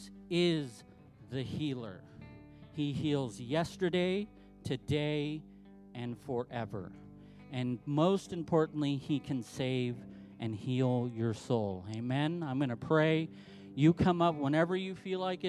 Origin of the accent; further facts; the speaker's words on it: Southern California, United States; now in Salt Lake City, United States; I'm from Southern California